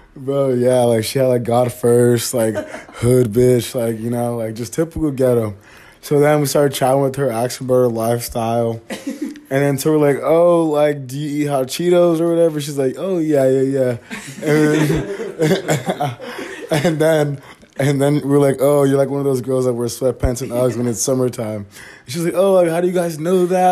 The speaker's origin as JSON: {"language": "English", "area": "the Bay Area", "region": "California", "country": "United States", "moved": "yes", "said": "I'm from the Bay, and like it's pretty different up there"}